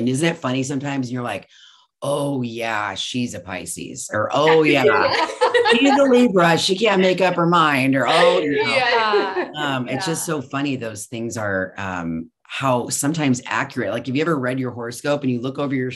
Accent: Colorado, United States; moved away as an adult; now in Sacramento, United States; I was born and raised in Colorado

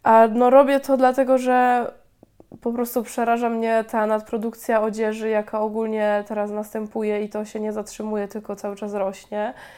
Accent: Chrzanów, Lesser Poland, Poland; now in Łódź, Poland; pochodzę z małej miejscowości, z Chrzanowa w Małopolsce

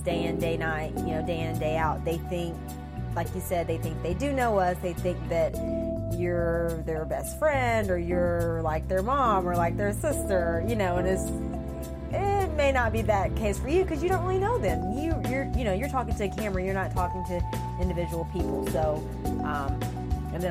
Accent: Asheville, North Carolina, United States; moved away as an adult; also born or lived in Gainesville, Florida; I was born and raised in Asheville, North Carolina

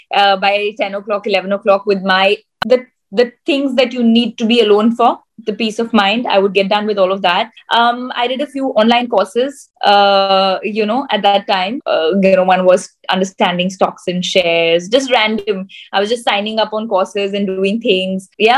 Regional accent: India; And I think to me, being an Indian is the most proud thing.

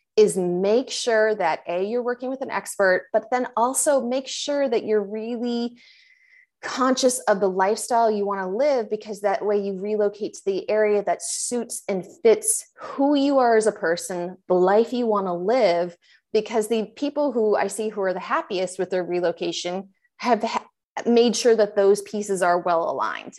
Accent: Maine and Western Massachusetts, New England, United States; now in Tampa Bay, United States; I'm originally from Maine and Western Massachusetts.

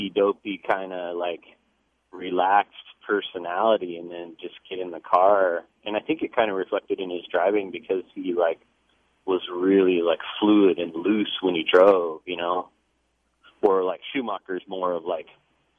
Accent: Long Beach, California, United States; I grew up in Long Beach

